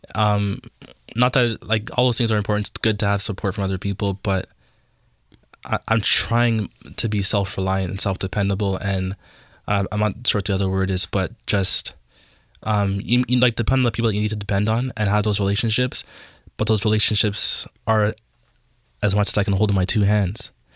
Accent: Toronto, Ontario, Canada; I grew up in Jane and Finch and, like, in, um, North York area.

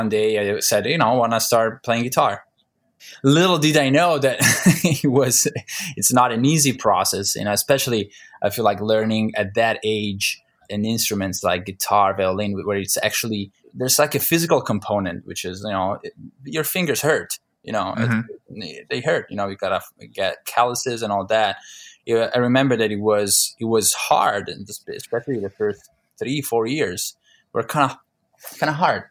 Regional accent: Milan, Lombardy, Italy; moved away as an adult; now in United States; I'm from Milan, Italy, and that is where I grew up till I was about 25

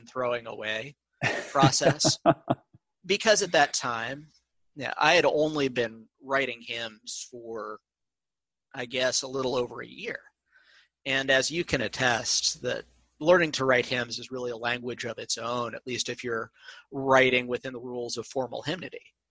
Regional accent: Columbia, Missouri, United States; I grew up in Columbia, Missouri

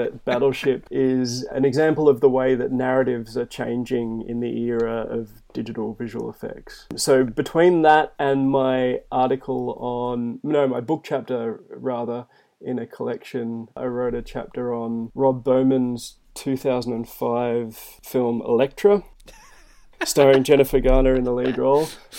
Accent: Melbourne, Victoria, Australia; moved away; also born or lived in Tamworth / Wollongong / Western Sydney; which is a suburb probably 12 to 15 k's east of Melbourne, CBD. From there, we moved around quite a bit. I moved from Melbourne to Tamworth, which is a very, very different city in kind of rural New South Wales.

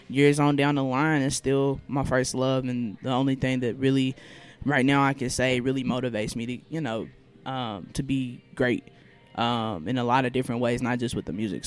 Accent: Louisville, Kentucky, United States; I am a Louisville native, born and raised, proud to be.

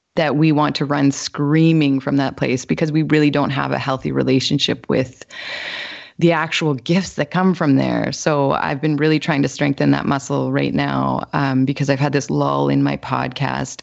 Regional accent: Winnipeg, Manitoba, Canada; moved away as an adult; now in British Columbia, Canada; I'm originally from Winnipeg, Manitoba, actually, and so I went to school there

